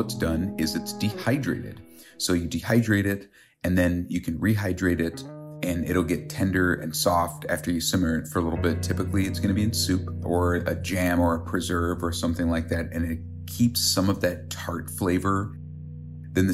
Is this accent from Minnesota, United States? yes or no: yes; Minnesota, United States; now in Wisconsin, United States; I'm a chef from Minnesota